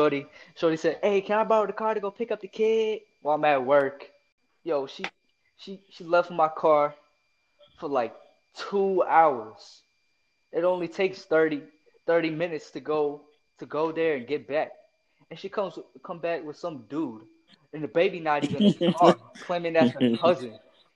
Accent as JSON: {"language": "English", "region": "the South", "country": "United States", "said": "I'm from the South"}